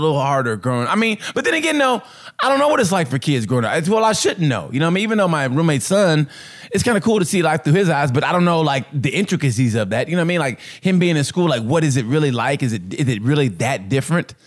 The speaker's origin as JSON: {"language": "English", "region": "Oklahoma", "country": "United States", "tie": "born or raised there", "said": "we grew up in Oklahoma back in the 70s."}